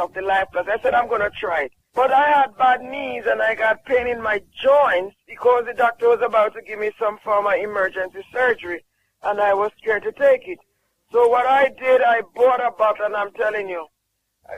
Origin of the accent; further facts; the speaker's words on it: Jamaica; I'm from Jamaica